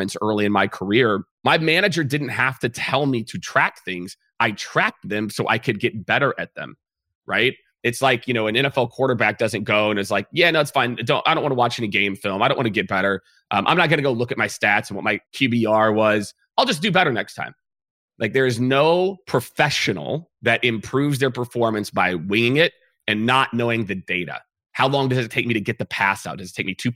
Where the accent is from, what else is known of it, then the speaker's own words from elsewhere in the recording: Kansas City, United States; now in Texas, United States; I'm from Kansas City